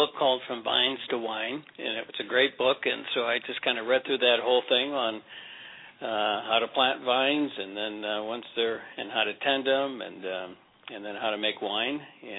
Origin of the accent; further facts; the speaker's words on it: central Illinois, United States; moved away; also born or lived in Chicago, Illinois / Omaha, Nebraska; I was born in central Illinois and then lived outside Chicago for a few years and then Omaha, Nebraska. So, yeah, I'm a Midwest guy.